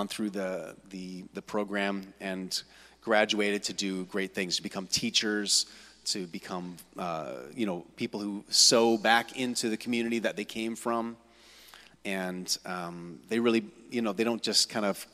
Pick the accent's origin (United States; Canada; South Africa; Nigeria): Canada; Kitchener, Ontario; moved away as an adult; now in Hamilton, Canada; I'm from originally from here in Kitchener-Waterloo. And I grew up in the West End, Forest Heights